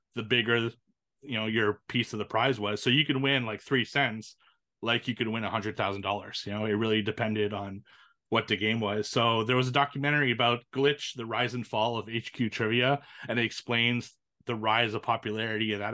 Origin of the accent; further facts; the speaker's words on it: Canada; It's from my hometown